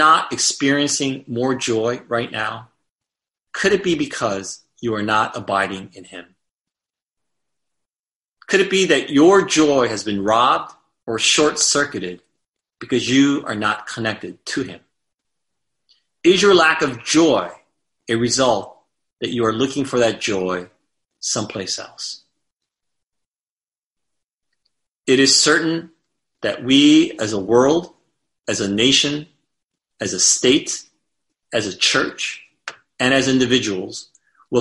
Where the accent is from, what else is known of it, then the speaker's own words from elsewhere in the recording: United States; As American Christians